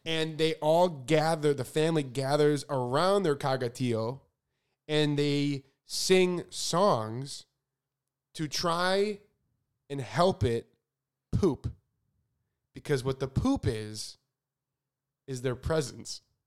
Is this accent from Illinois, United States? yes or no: yes; Chicago, Illinois, United States; so I grew up in Chicago where it is frickin' freezing.